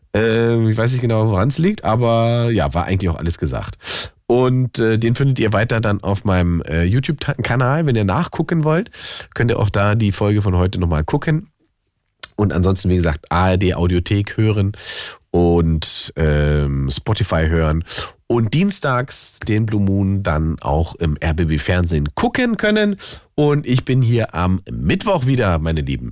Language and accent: German; Berlin, Germany; Berliner Jungs sind ja ein bisschen verwöhnt